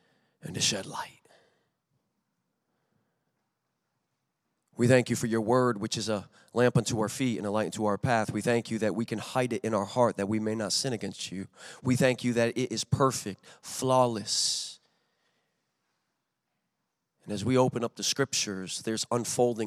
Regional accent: Chaplin, Connecticut, United States; moved away; I was raised in Chaplin, Connecticut

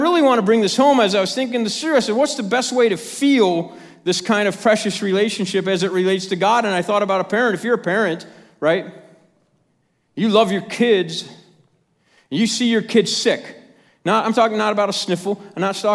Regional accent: Chicago, Illinois, United States; I'm from Chicago

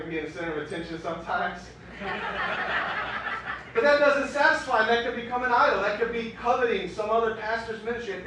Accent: Miami, Florida, United States; now in Chicago, United States; the streets I grew up on.

